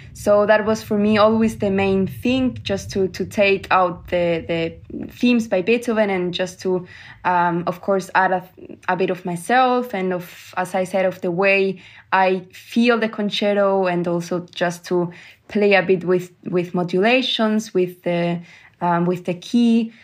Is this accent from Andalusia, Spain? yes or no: yes; Granada, Andalusia, Spain; moved away; also born or lived in Germany; in Granada, in my hometown